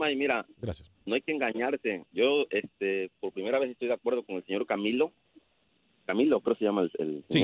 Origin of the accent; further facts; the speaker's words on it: Mexico; now in Chicago, United States; Yo soy mexicano